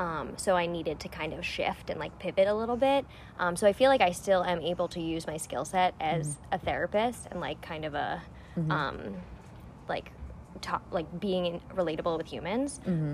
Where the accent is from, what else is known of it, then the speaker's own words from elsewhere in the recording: Long Island, New York, United States; So I grew up on Long Island in New York.